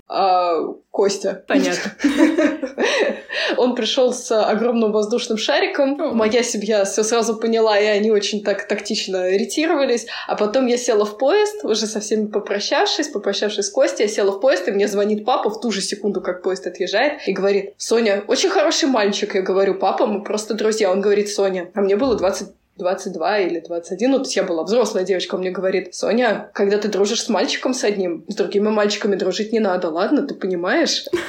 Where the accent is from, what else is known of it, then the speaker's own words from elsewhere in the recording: Saint Petersburg, Russia; moved away as an adult; now in Moscow, Russia; Я из Санкт-Петербурга, там я родилась и выросла. И уже последние 10 лет я живу в Москве